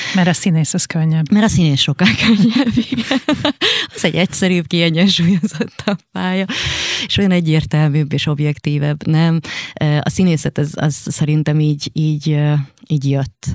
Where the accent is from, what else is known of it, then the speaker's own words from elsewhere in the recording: Hungary; a Ponty utcában, ahol fölnőttem